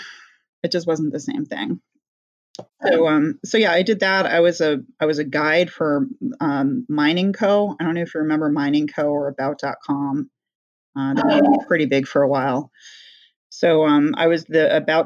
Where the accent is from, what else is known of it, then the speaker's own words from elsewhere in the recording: Northeast, United States; also born or lived in California; we moved to the Northeast when I was a little girl